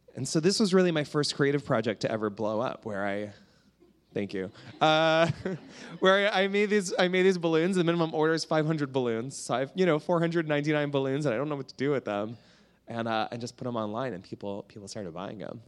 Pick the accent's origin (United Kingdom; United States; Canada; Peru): Canada; I'm from Canada